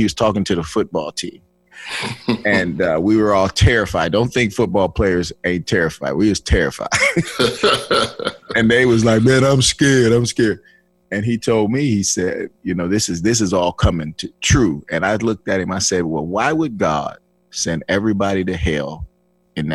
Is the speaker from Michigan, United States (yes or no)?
yes; Flint, Michigan, United States; I was born and raised in Flint, Michigan